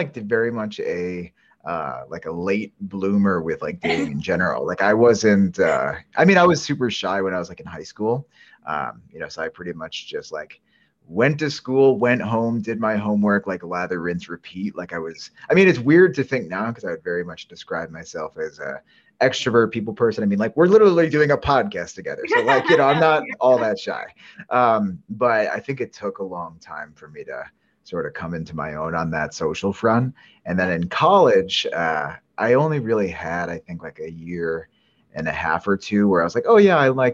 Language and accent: English; upstate New York, United States; upstate New Yorkers represent